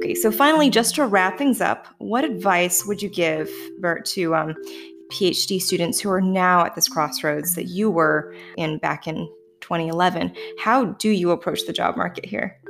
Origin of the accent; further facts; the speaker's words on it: Canada; accent: Canadian; the residual Canadianness in me that sometimes bursts free